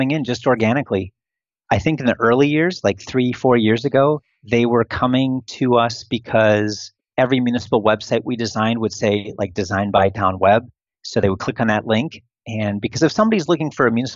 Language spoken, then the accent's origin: English; Wisconsin, United States; moved away as an adult; also born or lived in Italy / China / Arizona / Philippines; now in Romania; outside of my home state, outside of Wisconsin